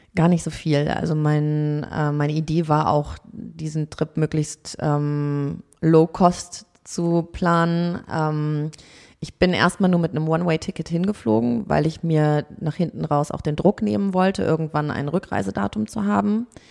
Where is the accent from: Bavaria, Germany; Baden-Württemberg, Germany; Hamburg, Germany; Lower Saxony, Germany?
Hamburg, Germany; aus Hamburg